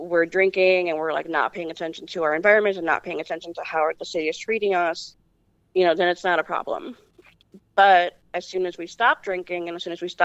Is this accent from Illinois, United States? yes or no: yes; Chicago, Illinois, United States; I was born in Humboldt Park in Chicago, which is on the northwest side. But it was predominantly, when I was born, predominantly a Puerto Rican neighborhood. And not very cared for by the city